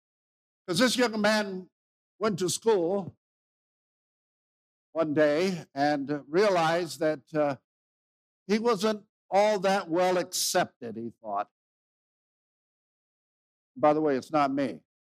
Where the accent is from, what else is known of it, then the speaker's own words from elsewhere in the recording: Mexico; moved away; I grew up in Mexico. My parents were missionaries there. So I've been speaking Spanish all my life that I can remember because I was just 2.5, 3 years old when we went there.